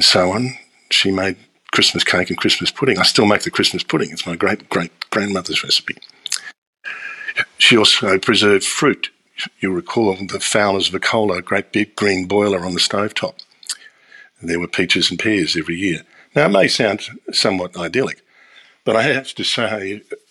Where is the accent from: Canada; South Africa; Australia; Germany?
Australia; I grew up in Australia in the 1960s and 70s.